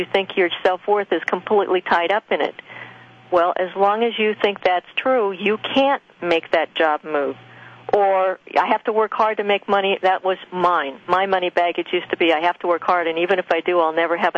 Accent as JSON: {"language": "English", "town": "Loveland", "region": "Colorado", "country": "United States", "tie": "born or raised there", "said": "the farm I grew up on in Loveland, Colorado"}